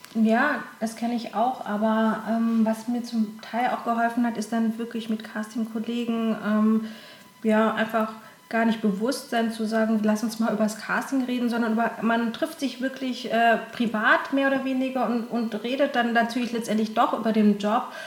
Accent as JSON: {"language": "German", "town": "Konstanz", "region": "Baden-Württemberg", "country": "Germany", "moved": "yes", "lives_now": "Cologne, Germany", "said": "Ich komme äh, aus dem schönen Konstanz am äh, Bodensee"}